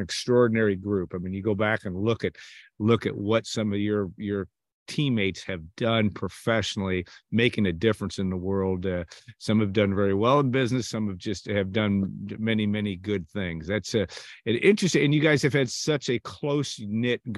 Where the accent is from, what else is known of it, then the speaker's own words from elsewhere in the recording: West Lafayette, Indiana, United States; growing up in West Lafayette.